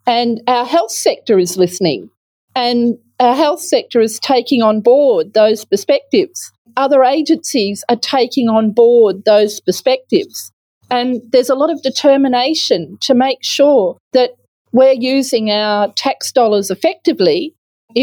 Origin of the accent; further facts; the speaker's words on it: Western Australia, Australia; my home state is not at the leading edge of public procurement management